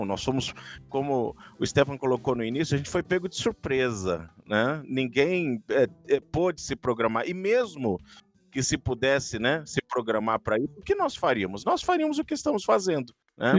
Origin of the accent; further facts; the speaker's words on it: Santos, São Paulo, Brazil; moved away; 23 anos vivendo na cidade onde eu nasci, na igreja onde eu nasci